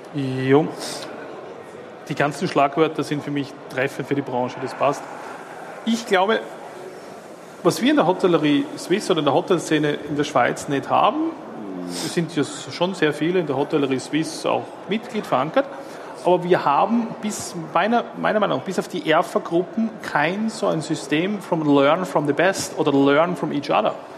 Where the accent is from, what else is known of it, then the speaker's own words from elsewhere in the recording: Austria; now in Switzerland; Ich bin Österreicher